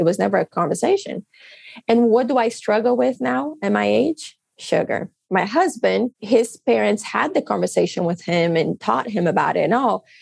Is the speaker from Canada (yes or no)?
no; Brazil; English is a second language; now in United States; I come from Brazil. I've seen poverty in my life. I grew up with poverty all around me.